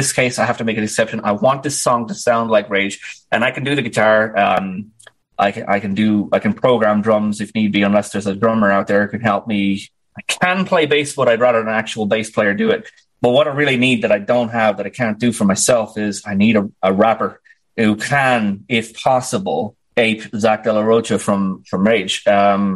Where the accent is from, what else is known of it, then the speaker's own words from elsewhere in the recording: Dublin, Leinster, Ireland; I was actually born on the 1,000th birthday of my city, Dublin